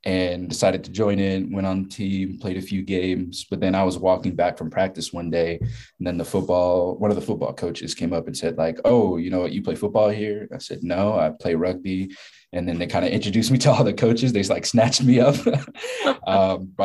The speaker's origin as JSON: {"language": "English", "town": "Boston", "region": "Massachusetts", "country": "United States", "tie": "born or raised there", "moved": "as an adult", "lives_now": "Kentucky, United States", "said": "I am originally from Boston, Massachusetts, spent 18 years up there."}